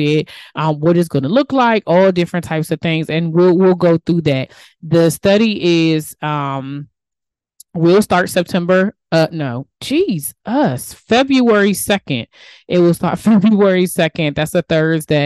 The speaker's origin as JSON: {"language": "English", "region": "DMV", "country": "United States", "accent": "DMV", "said": "my DMV accent"}